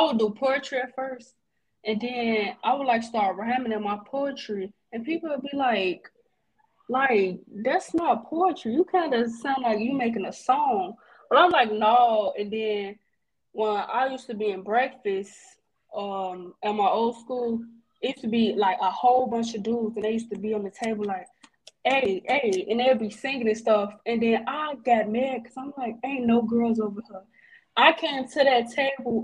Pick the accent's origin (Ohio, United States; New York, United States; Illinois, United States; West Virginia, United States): Illinois, United States; Chicago; I'm a rapper from Chicago.